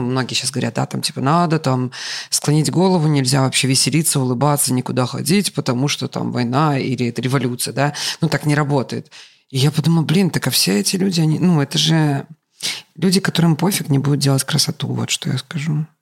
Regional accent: Grodno, Grodno Region, Belarus; moved away; я родом из Гродно

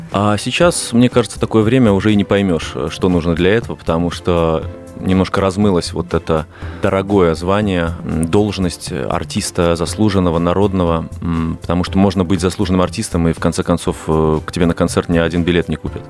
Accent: Minsk, Belarus; moved away as an adult; now in Moscow, Russia; Я родился банально в Минске, э, вот, э, практически в самом центре города, и до 22 лет э, жил там

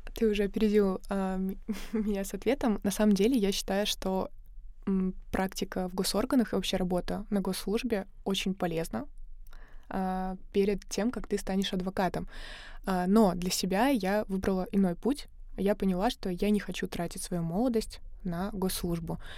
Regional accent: Samara Oblast, Russia; moved away as an adult; also born or lived in Saint Petersburg; я из Самарской области, и в 17 лет, когда я закончила школу, приехала в Питер

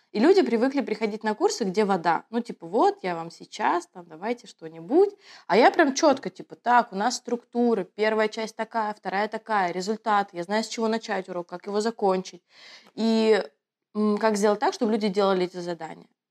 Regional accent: Moscow, Russia; also born or lived in Kaliningrad; Я коренная москвичка

